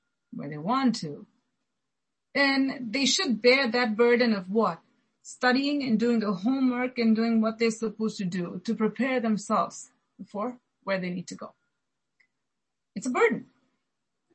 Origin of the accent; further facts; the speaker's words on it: India; growing up in India, especially if you have to go to school